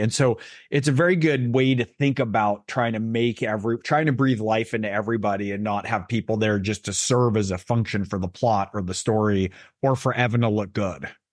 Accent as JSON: {"language": "English", "area": "Silicon Valley, Bay Area", "region": "California", "country": "United States", "tie": "born or raised there", "said": "I grew up in Silicon Valley, I grew up in the Bay Area"}